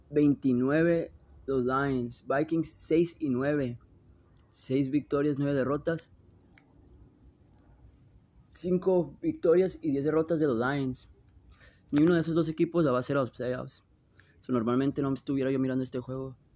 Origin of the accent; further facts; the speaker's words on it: Tijuana, Baja California, Mexico; Ah, yo soy de Frontera, San Diego, Tijuana. Eh, son de donde yo me crié y donde yo ahorita me encuentro.